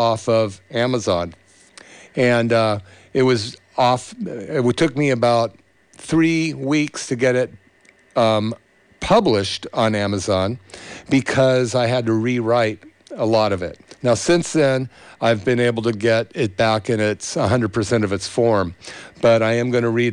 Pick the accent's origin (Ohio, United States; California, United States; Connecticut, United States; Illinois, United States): California, United States; Berkeley; in the 60s where I grew up in Berkeley